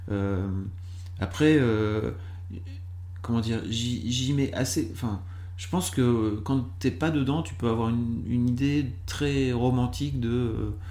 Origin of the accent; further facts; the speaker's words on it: Lille, Hauts-de-France, France; moved away; also born or lived in Paris; Moi, je suis Lillois de base, et en fait, j'ai monté Mademoiselle à Lille.